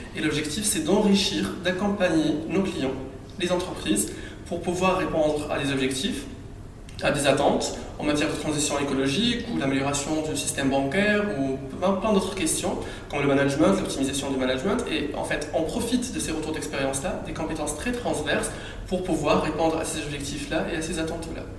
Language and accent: French; Tunisia; also born or lived in Île-de-France; now in France; Sachant que je suis tunisien, j'avais pas la nationalité française